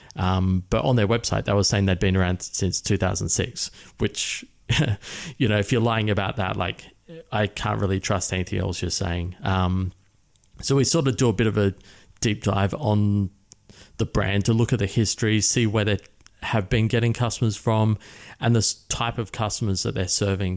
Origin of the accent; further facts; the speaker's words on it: Adelaide, South Australia, Australia; moved away as an adult; now in Chiang Mai, Thailand; I grew up in Adelaide, which is a city of about a million people in the centre and down the bottom.